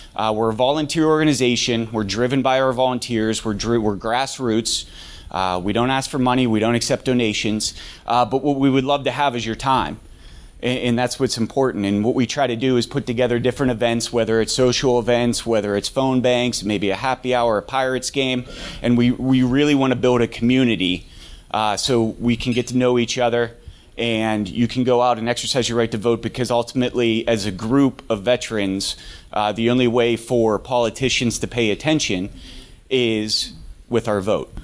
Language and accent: English; Pittsburgh, Pennsylvania, United States; moved away as an adult; also born or lived in Alaska; I'm originally from Pittsburgh. I wanted to come back to Pittsburgh